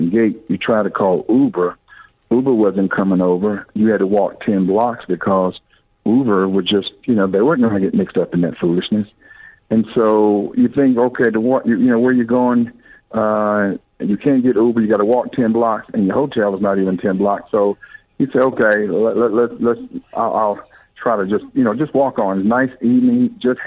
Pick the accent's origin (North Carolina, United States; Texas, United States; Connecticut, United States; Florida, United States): North Carolina, United States; also born or lived in Georgia; now in Atlanta, United States; I'm just a plowboy from North Carolina that's been hanging out in Georgia for a long time, so I'm just a Southerner